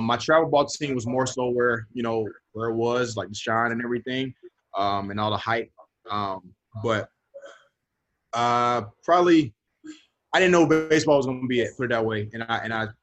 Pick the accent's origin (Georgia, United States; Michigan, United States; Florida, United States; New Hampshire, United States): Georgia, United States; Stockbridge; also born or lived in Atlanta, Georgia; I'm from Atlanta, Georgia. I grew up actually 30 minutes south of Atlanta. So I was kind of like raised in Stockbridge, Elmwood area